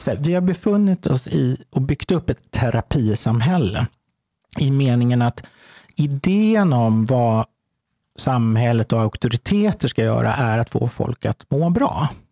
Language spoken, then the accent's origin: Swedish; Stockholm, Stockholm County, Sweden; jag är uppvuxen i Häsbygård